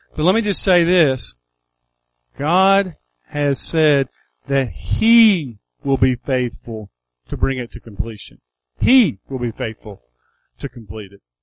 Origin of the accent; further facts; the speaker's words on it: United States; I was born on Buffalo Creek